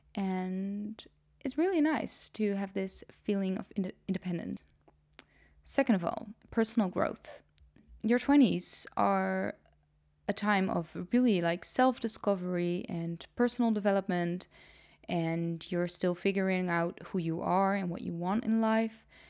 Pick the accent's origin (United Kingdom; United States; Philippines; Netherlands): Netherlands; English is a second language; also born or lived in Nijmegen; I am Dutch. was born and raised in the Netherlands